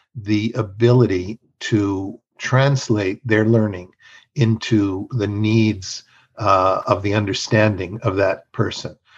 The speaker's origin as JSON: {"language": "English", "country": "Mexico", "tie": "born or raised there", "moved": "yes", "lives_now": "United States", "said": "I am bilingual and bicultural. I was raised in Mexico"}